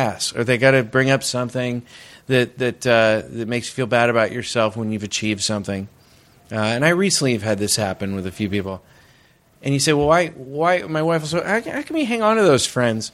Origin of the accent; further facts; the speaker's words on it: Northern California, United States; I'm from Northern California